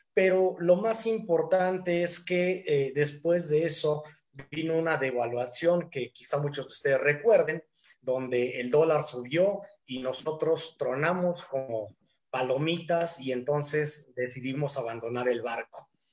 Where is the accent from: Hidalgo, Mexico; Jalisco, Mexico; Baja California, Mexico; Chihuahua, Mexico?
Hidalgo, Mexico; now in Tequisquiac, Mexico; soy originario de Hidalgo, pero actualmente radico en Tequisquiac, Estado de México